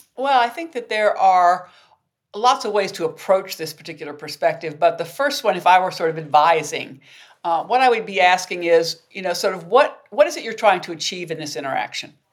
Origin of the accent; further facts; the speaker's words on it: the South, United States; I grew up in the South, and as a Southern woman